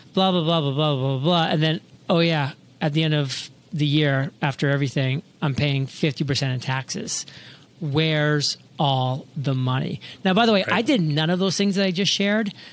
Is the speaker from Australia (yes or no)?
no; Maine, United States; now in Puerto Rico; back in my hometown in Maine